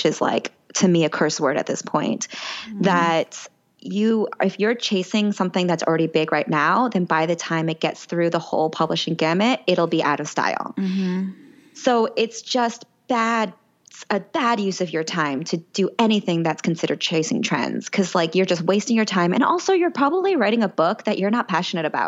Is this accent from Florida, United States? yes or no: yes; Central Florida, United States; I grew up in Central Florida